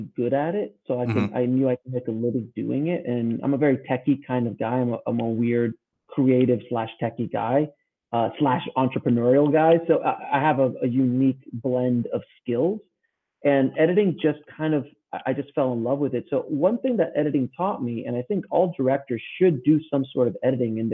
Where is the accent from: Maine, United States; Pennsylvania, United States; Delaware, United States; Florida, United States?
Florida, United States; Miami; also born or lived in New York City; I'm originally from the South Florida area in Miami, like the Miami, Fort Lauderdale area. So that's where I was basically raised, between there and New York City.